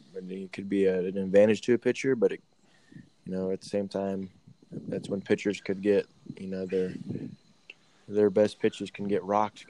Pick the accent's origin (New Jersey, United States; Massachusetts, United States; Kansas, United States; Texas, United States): Texas, United States; Houston; Minute Maid, where the Astros play. You know, it's hometown to me.